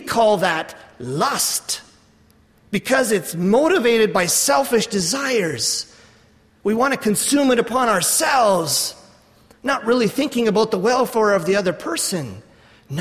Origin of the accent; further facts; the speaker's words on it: Canada; I'm from Canada.